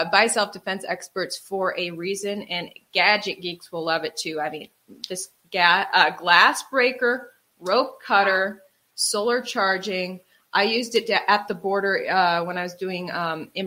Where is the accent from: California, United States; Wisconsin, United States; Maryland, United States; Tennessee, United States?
Wisconsin, United States; moved away; also born or lived in New York; I grew up in Wisconsin